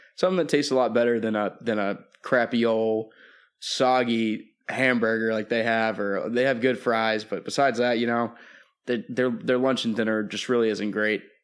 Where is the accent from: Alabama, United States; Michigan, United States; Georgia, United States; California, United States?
Georgia, United States; Atlanta; I was born in Atlanta